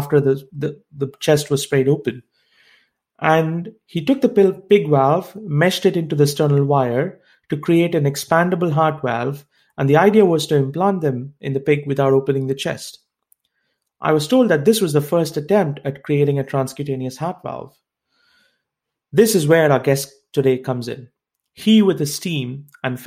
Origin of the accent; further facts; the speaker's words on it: India; I come from India